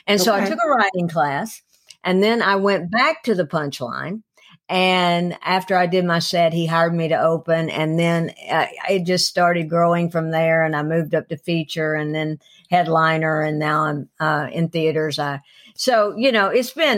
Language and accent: English; Cleveland, Tennessee, United States; moved away as an adult; also born or lived in Atlanta; I'm originally from Cleveland, Tennessee, which is 30 miles up the road